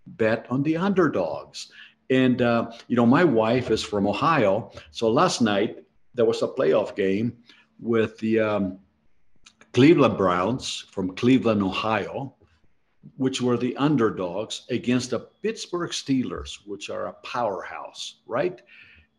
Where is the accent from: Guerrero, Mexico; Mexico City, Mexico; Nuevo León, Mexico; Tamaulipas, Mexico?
Mexico City, Mexico; moved away; I was born in Mexico City, and I did not come from wealth.